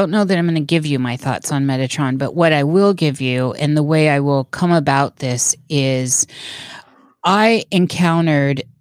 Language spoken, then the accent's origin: English; Des Moines, Iowa, United States; born there; I was born in Des Moines, Iowa, and lived there for a while and I've been a gypsy ever since.